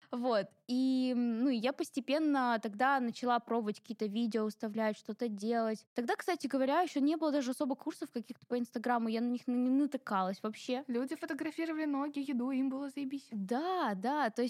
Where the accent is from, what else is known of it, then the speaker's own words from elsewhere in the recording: Ingushetia, Russia; Да, я из кавказской семьи, я ингушка, и у нас очень-очень-очень строгие традиции.